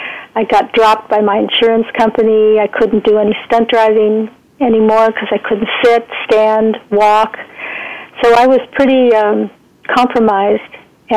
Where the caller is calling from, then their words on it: Santa Cruz, California, United States; I'm in Santa Cruz, California, which is the surfing capital of the world, I think, next to Hawaii.